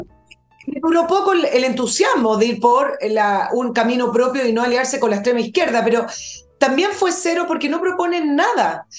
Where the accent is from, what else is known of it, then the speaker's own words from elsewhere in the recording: Chile; nuestro país